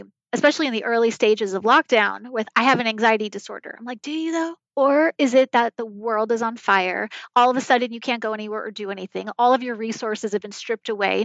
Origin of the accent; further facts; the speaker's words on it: New York, United States; I grew up in New York